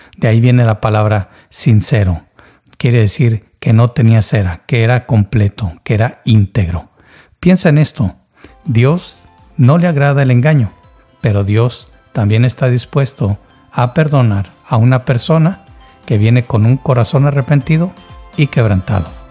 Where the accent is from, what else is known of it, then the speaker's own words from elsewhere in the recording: Mexico; Yo nací y crecí en México